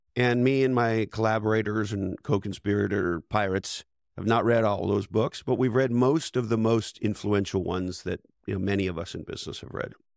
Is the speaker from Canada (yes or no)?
yes; Montreal, Quebec, Canada; moved away as an adult; also born or lived in Toronto / Silicon Valley; I was born and raised in Montreal, Canada